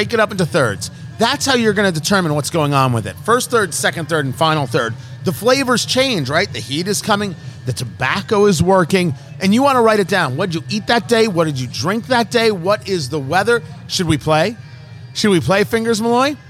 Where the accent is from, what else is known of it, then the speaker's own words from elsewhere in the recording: United States; also born or lived in Brooklyn, New York / New Jersey; I come from Brooklyn and Jersey